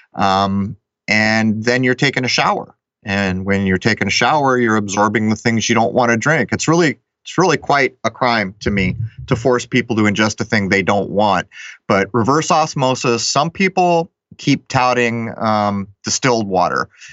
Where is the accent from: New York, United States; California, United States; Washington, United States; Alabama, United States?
California, United States; San Diego; I grew up in San Diego